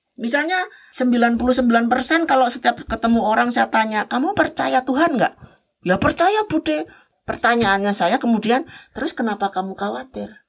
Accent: Java, Indonesia; saya sebagai orang Jawa

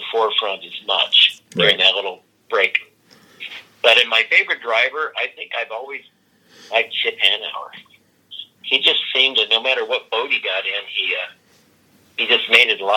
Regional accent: Pasco, Washington, United States; where I grew up in Pasco

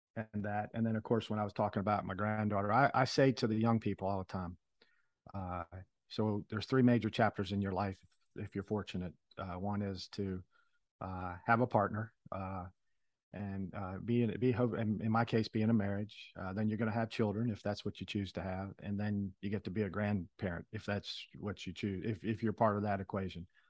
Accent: Philadelphia, Pennsylvania, United States; moved away; I was born in Philadelphia

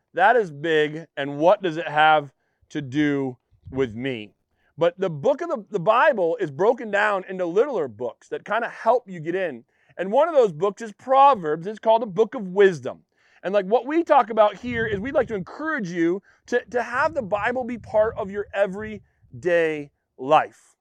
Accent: Western Maine, United States; I'm a Mainer. I'm from Western Maine

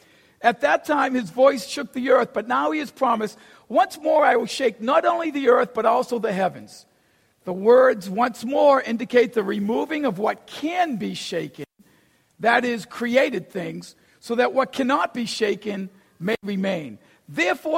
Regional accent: Boston, Massachusetts, United States; I grew up in Boston, never been to Texas.

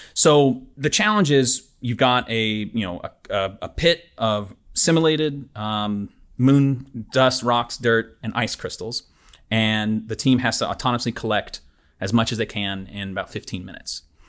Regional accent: Knoxville, Tennessee, United States; moved away as an adult; also born or lived in Houston, Texas; now in Auburn, United States; I'm from Knoxville, Tennessee originally

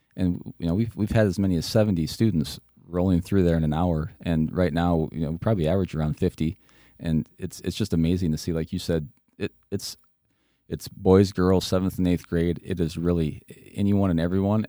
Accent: West Union, Iowa, United States; I grew up in Northeast Iowa, a small town of West Union.

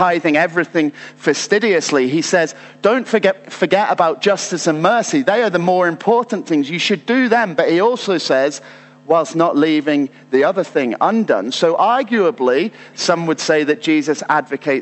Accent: United Kingdom; as British people

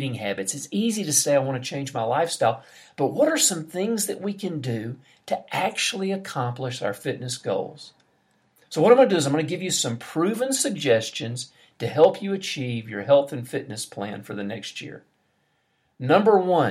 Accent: United States; now in Brazil; I'm an American.

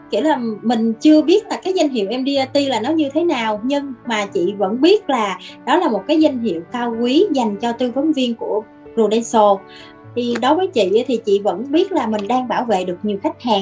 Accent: Mekong Delta, Vietnam; moved away as an adult; now in Ho Chi Minh City, Vietnam; ở dưới quê ở miền Tây

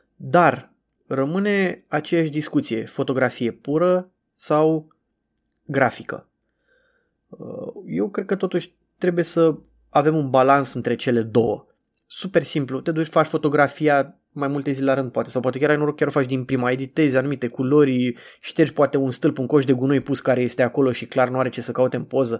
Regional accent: Bucharest, Romania; cum sunt eu din București

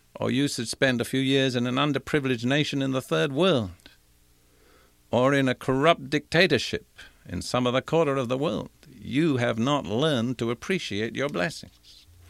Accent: United Kingdom; moved away as an adult; also born or lived in India / Africa / Europe; now in United States; I was born in India. I was educated in Britain

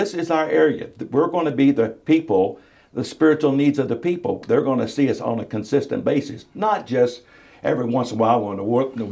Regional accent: Selbyville, Delaware, United States; moved away as an adult; also born or lived in South Carolina; I'm originally from Selbyville

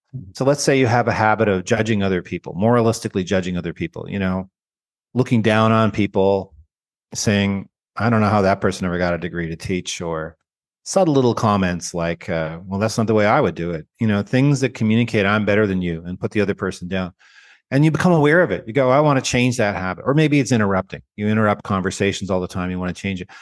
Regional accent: Canada; moved away; I grew up in Canada. I'm a Canadian with dual citizenship. I have American citizenship now

